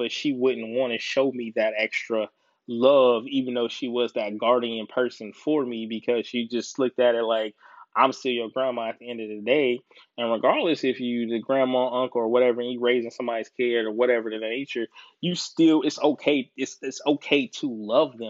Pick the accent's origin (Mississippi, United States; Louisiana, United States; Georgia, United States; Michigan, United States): Georgia, United States; Decatur; now in Columbus, United States; I'm originally from ATL, I'm originally from Decatur